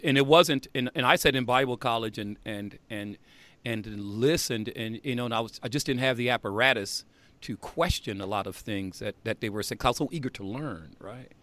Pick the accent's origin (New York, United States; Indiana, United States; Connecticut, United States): Indiana, United States; South Bend; I grew up in Indiana